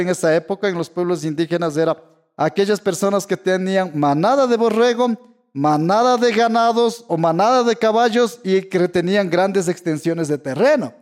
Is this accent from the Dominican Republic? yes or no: no; Ecuador; yo soy el primer estudiante indígena de mi tierra